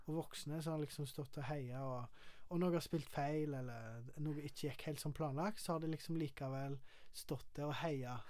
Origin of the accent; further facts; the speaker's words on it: Karmøy, Rogaland, Norway; Jeg er fra Karmøy